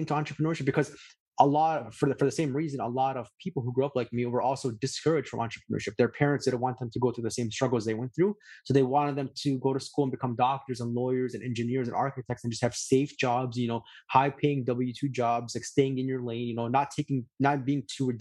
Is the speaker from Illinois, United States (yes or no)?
yes; Chicago, Illinois, United States; where I grew up in Chicago